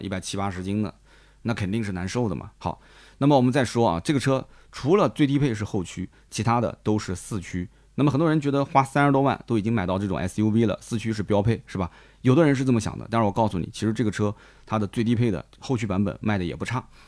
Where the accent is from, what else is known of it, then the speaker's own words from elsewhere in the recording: Nanjing, Jiangsu, China; 我们南京人